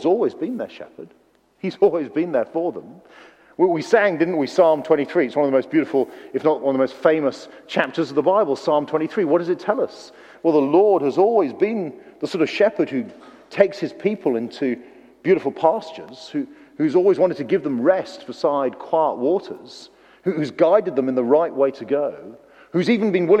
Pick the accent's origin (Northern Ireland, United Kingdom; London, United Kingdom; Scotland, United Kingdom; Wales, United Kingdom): Wales, United Kingdom; moved away; Being a Welshman